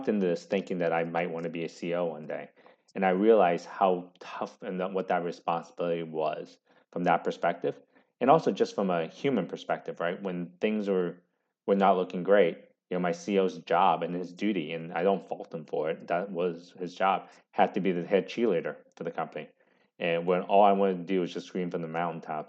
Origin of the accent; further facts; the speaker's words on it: San Francisco Bay Area, California, United States; I grew up in the San Francisco Bay Area